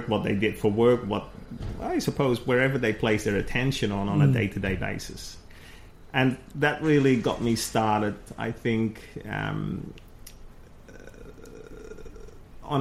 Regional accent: Netherlands; moved away; I came from the Netherlands, in a quite a safe environment on a farm, you know, with other farms around you, and so a small community

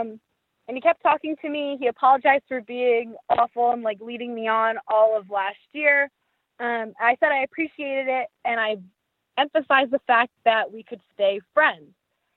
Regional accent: New York, United States; I'm originally from New York.

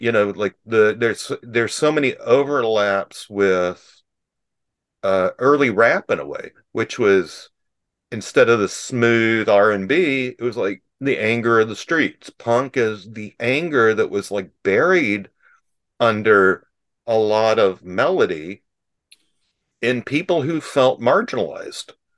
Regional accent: Atlanta, Georgia, United States; I'm a Jew from the South, from Atlanta, Georgia

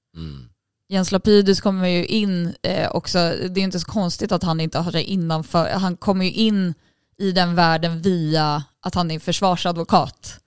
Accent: Sweden; Jag är ju svensk

